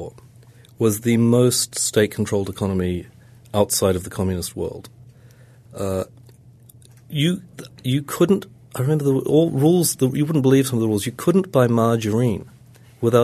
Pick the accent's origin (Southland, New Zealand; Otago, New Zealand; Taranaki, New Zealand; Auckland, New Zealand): Auckland, New Zealand; my hometown of Auckland